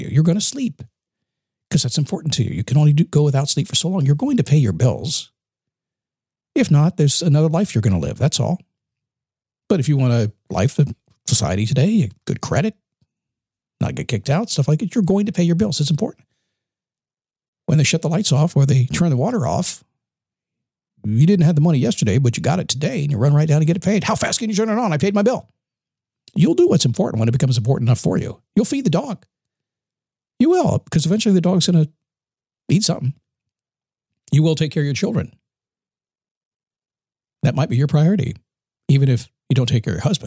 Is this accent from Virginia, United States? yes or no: yes; Manassas, Virginia, United States; I grew up in Manassas, Virginia, in the Washington, D.C. area.